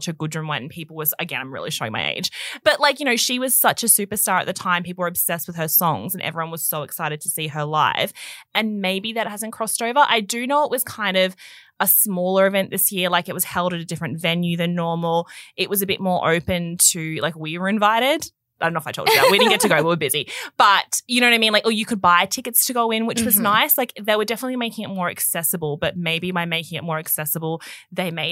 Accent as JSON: {"language": "English", "country": "Australia", "tie": "born or raised there", "said": "growing up in Australia, it used to be you watched Home and Away every night"}